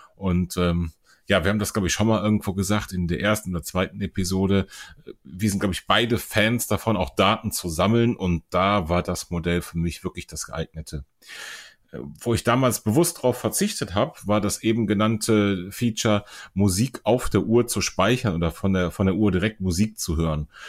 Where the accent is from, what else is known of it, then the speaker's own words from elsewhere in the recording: Germany; bei uns in Deutschland